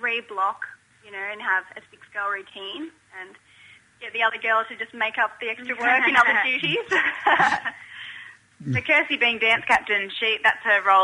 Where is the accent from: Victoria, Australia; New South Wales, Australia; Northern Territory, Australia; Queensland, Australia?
Queensland, Australia; Mount Isa; I'm actually from Mount Isa